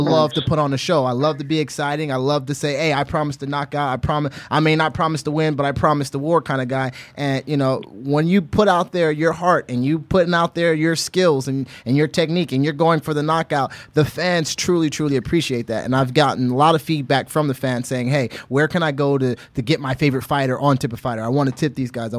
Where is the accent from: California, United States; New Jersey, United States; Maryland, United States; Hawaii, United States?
Hawaii, United States; Honolulu; moved away; also born or lived in Indiana; I grew up in Honolulu, Hawaii.